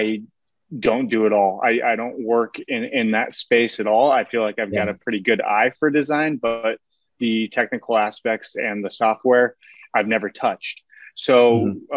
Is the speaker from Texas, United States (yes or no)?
no; Seward, Nebraska, United States; I'm from originally from Seward, Nebraska